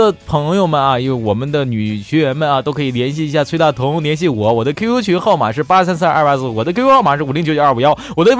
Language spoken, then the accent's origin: Chinese; Northeast China, China; accent: Northeastern Mandarin; 拿我们东北话来说，就是你是一个实惠人啊，特别实惠啊